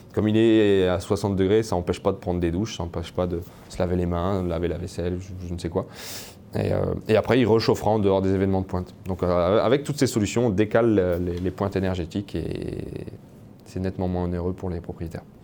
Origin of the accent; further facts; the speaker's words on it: France; now in Canada; je suis français et pas canadien